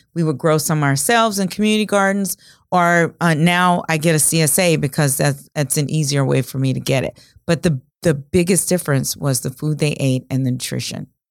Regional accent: rural Louisiana, United States; now in Omaha, United States; I grew up the oldest of six kids in a small town in rural Louisiana, and we grew most of the food that we ate

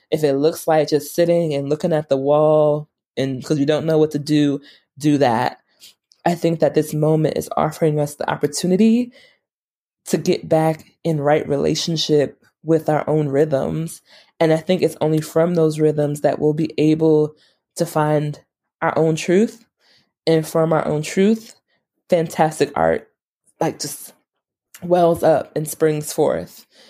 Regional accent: New York, United States; moved away; I'm from New York.

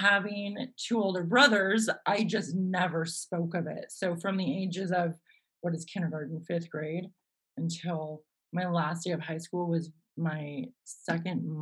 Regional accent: Los Gatos, California, United States; I grew up in this sleepy little town called Los Gatos, nestled in Silicon Valley in the Santa Cruz Mountain foothills

